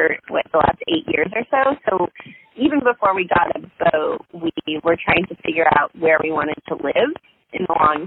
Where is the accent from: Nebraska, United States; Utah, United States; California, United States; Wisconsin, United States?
California, United States; Los Angeles; moved away as an adult; also born or lived in New York City; we're both from Los Angeles